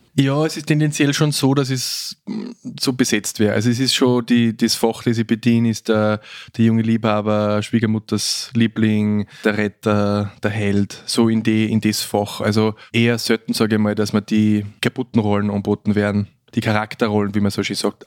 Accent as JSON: {"language": "German", "country": "Austria", "also_born_or_lived": "Vienna", "said": "Als Österreicher in Deutschland im zweiten Filmberufsjahr"}